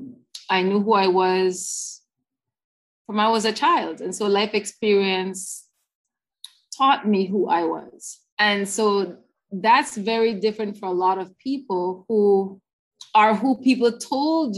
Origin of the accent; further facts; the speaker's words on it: Belize City, Belize District, Belize; I was raised in Belize City, South Side, and then we moved North Side